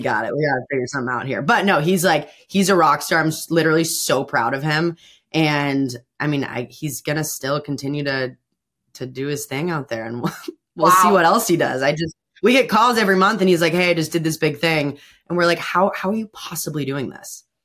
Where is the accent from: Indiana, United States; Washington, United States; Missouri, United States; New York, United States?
Indiana, United States; Bloomington; my family's from Bloomington. I grew up in Bloomington